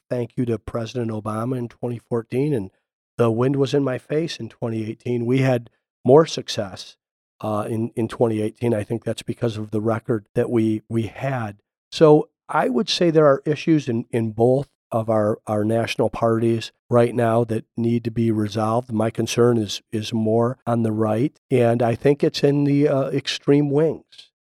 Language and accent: English; Toledo, Ohio, United States; now in Arizona, United States; I grew up in Toledo, Ohio, and I loved growing up in the Midwest